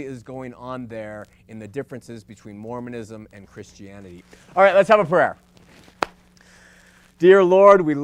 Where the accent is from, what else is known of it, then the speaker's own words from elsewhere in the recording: Los Angeles, California, United States; I was born in Los Angeles and into an LDS home